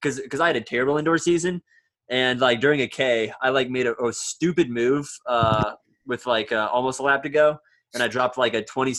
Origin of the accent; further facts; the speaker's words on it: Peru, Indiana, United States; I'm from Peru, Indiana